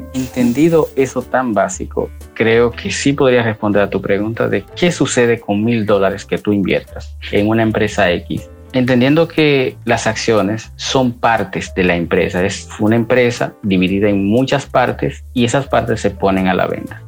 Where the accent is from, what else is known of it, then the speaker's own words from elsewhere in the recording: Santiago de los Caballeros, Santiago, Dominican Republic; moved away; dominicano, específicamente de Santiago